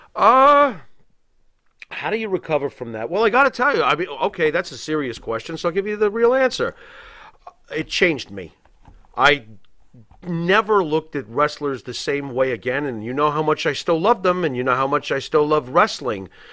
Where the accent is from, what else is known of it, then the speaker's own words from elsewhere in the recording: Long Island, New York, United States; growing up in New York during the early '80s